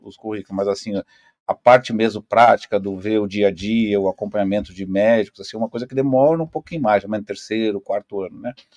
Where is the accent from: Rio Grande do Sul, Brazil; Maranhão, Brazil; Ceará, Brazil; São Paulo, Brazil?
Rio Grande do Sul, Brazil; Pelotas; moved away as an adult; now in Foz do Iguaçu, Brazil; eu sou, na verdade, sou natural de Pelotas